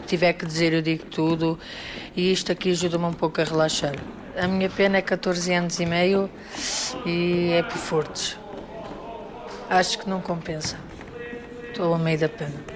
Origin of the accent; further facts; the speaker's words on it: Porto, Norte, Portugal; tenho 27 anos e sou do Porto